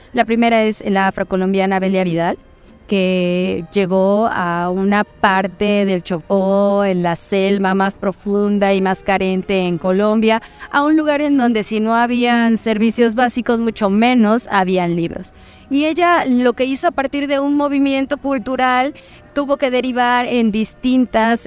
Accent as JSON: {"language": "Spanish", "country": "Mexico", "said": "yo siendo mexicana"}